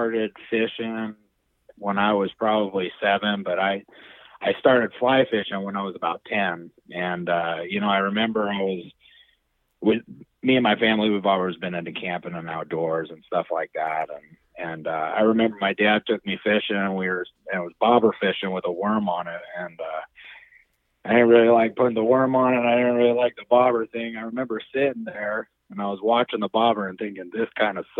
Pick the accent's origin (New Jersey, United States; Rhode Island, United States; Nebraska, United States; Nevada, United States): Nevada, United States; Reno; I'm born and raised in Reno